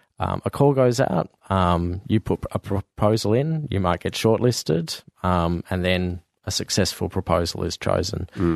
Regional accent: Fremantle, Western Australia, Australia; I grew up in Fremantle.

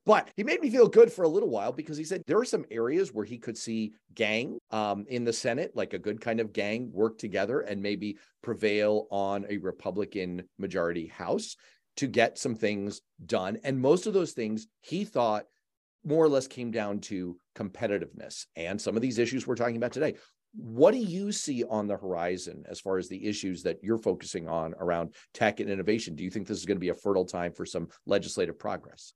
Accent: New York, United States; now in Massachusetts, United States; I was born in New York

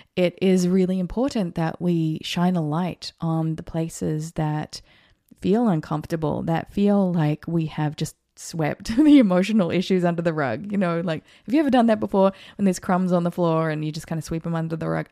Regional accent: New Zealand; also born or lived in Australia; now in United States; I was born in New Zealand, so I'm a New Zealander.

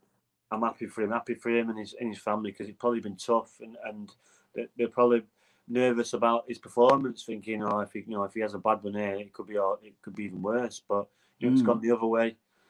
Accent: Wales, United Kingdom; I'm Welsh

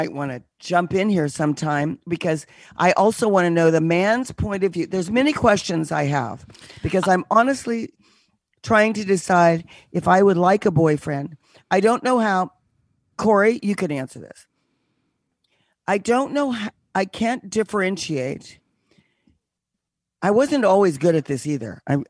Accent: Connecticut, United States; now in New York, United States; I do. I'm originally from Connecticut, but I live in the city now.

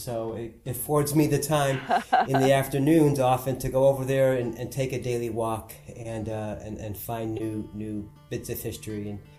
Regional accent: Waterbury, Connecticut, United States; I am doing journalism in my hometown

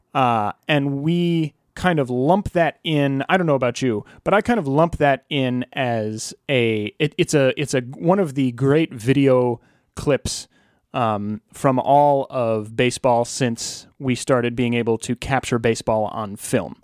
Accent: Alexandria, Virginia, United States; my hometown of Alexandria, Virginia

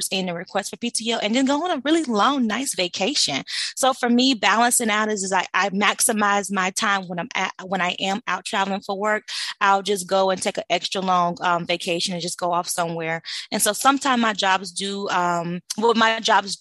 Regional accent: White Springs, Florida, United States; I'm originally from, born and raised in Florida. So I'm from a little small town called White Springs.

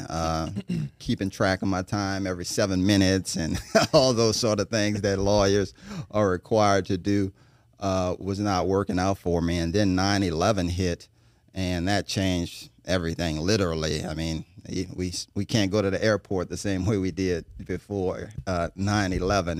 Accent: New Orleans, Louisiana, United States; now in Baton Rouge, United States; born and raised in New Orleans

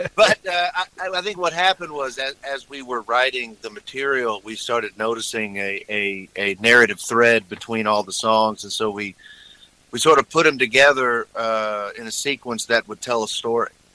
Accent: Texas, United States; moved away; I'm from Texas

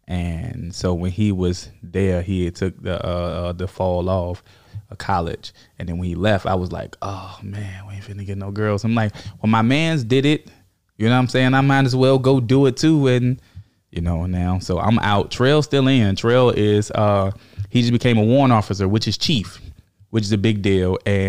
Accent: Richmond, Virginia, United States; Yeah, Richmond, Virginia.

